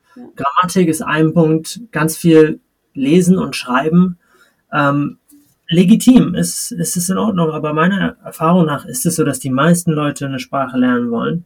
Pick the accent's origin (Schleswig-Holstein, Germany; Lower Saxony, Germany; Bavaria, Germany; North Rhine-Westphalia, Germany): Schleswig-Holstein, Germany; Kiel; moved away; also born or lived in Madrid, Spain; meine Heimatstadt ist Kiel